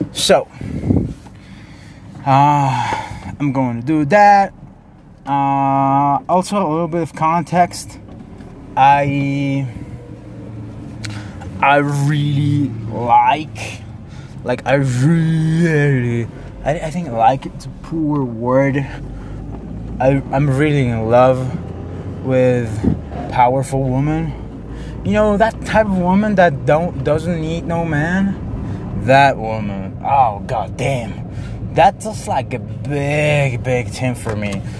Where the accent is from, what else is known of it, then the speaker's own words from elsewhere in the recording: Mexico; English is a second language; I'm from Mexico. I just like to talk in English, okay?